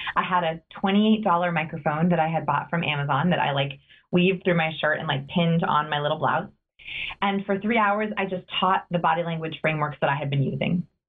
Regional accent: Los Angeles, California, United States; I grew up in Los Angeles

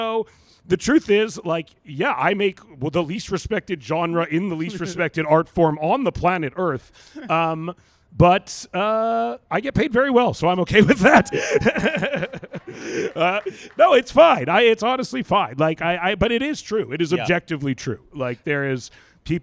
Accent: Vancouver, British Columbia, Canada; moved away as an adult; now in United States; I'm from Vancouver, British Columbia, which is one of the most like weed liberal cities in the world

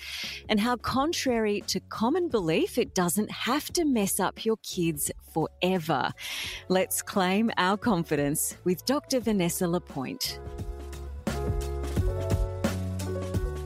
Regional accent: Brisbane, Queensland, Australia; You knew I was from Australia, but you didn't know I was from Brisbane.

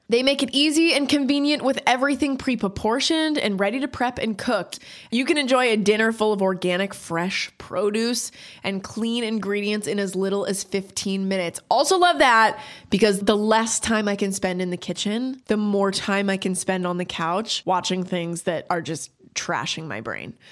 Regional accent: Canada; now in United States; growing up in Canada and then moving to the States

